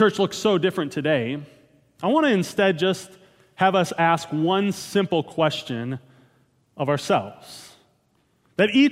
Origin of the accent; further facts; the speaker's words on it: Wisconsin, United States; moved away; Growing up in Wisconsin, devotion to a certain football team was a given